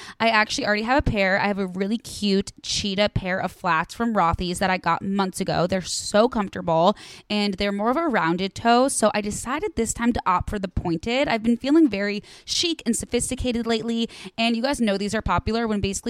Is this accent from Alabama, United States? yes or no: no; Chicago, Illinois, United States; I'm from Chicago.